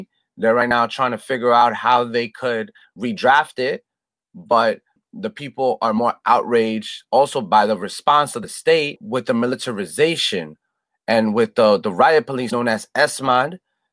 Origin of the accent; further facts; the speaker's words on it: New York City, New York, United States; also born or lived in Tolima, Colombia (family) / Cundinamarca, Colombia (family); I'm a Colombian American. I was born in Queens, New York.